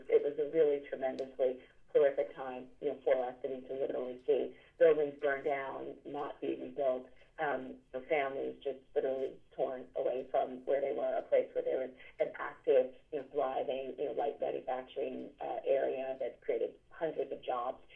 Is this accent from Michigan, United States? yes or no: no; New York City, New York, United States; I grew up in the South Bronx, and I just still live two blocks away from the house I grew up